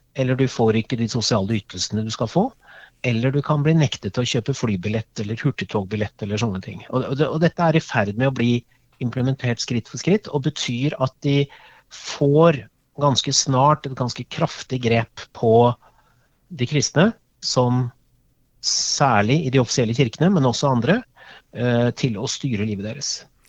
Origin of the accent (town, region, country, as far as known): Norway